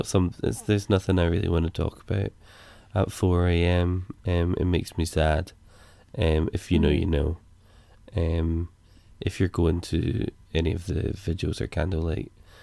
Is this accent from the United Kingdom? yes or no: yes; United Kingdom; Yeah, as British, we're not allowed to do that.